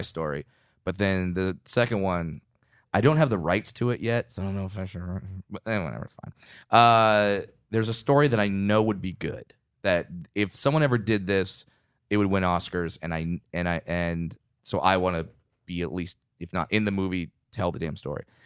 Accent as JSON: {"language": "English", "area": "Orange County", "region": "California", "country": "United States", "tie": "born or raised there", "said": "when I was raised in Orange County"}